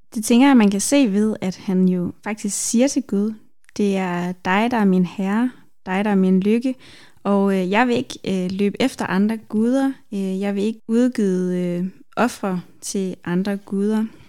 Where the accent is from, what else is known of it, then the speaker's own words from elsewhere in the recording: Denmark; jeg er vokset op i Danmark